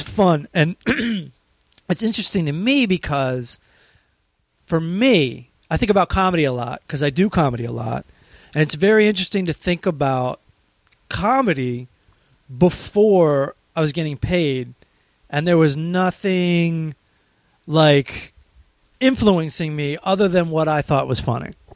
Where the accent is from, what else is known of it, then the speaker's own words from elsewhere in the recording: Maryland, United States; we're from Maryland, we're Hicks, we're not from New York at all